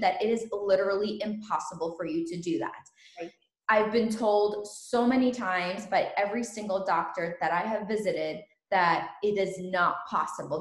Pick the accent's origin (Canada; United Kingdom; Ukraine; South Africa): Ukraine; now in United States; I was born in Ukraine